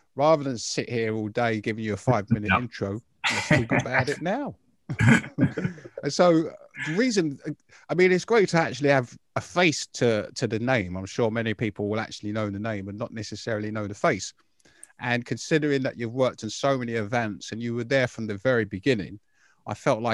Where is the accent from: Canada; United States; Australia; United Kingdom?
United Kingdom; London; I'm from Hackney